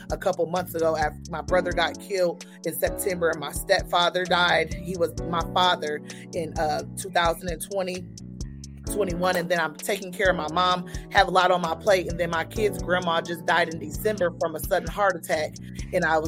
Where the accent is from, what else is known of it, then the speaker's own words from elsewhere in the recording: Niles, Michigan, United States; also born or lived in Terre Haute; now in Indianapolis, United States; I'm from Niles, and it's Niles, Michigan. It's a small